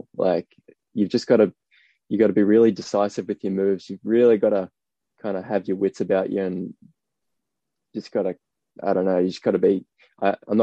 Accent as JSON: {"language": "English", "town": "Gosford", "region": "New South Wales", "country": "Australia", "tie": "born or raised there", "said": "I grew up on the Central Coast in Gosford."}